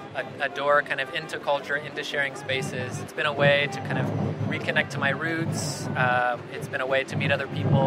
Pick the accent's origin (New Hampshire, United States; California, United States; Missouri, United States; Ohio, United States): California, United States; San Diego; now in Austin, United States; I'm a filmmaker and an ethnomusicologist. I was born here in San Diego, but I'm now based in Austin, Texas.